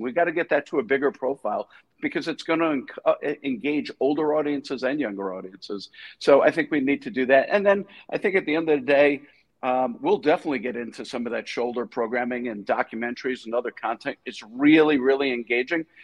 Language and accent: English; New York, United States; I grew up in New York